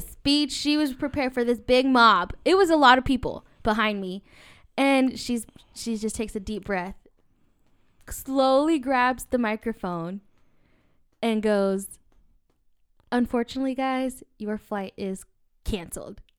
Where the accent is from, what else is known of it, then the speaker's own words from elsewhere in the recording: Irvine, California, United States; I grew up in Irvine all my life